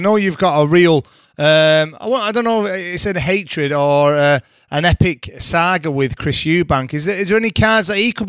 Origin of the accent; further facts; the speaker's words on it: Salford, North West England, United Kingdom; I'm too good looking for that, Nigel. I'm from Salford, mate.